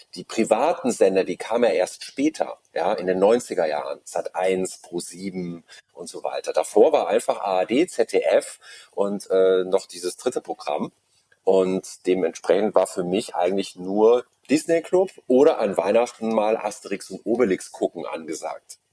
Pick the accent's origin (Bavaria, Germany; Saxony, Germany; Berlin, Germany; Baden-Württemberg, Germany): Bavaria, Germany; Munich; Ich bin auch in München geboren